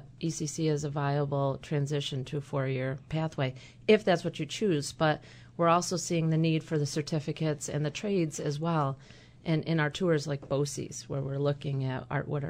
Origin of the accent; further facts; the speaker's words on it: Central New York, United States; moved away as an adult; also born or lived in Erie County, New York; I'm from Central New York. I went to Cayuga Community College.